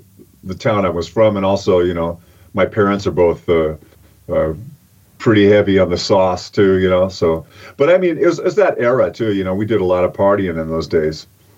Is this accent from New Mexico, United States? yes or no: no; Oroville, California, United States; moved away as an adult; also born or lived in Los Angeles / Boston; now in Midlands, United Kingdom; I grew up in a little town in Northern California called Oroville. Like gold, Oroville.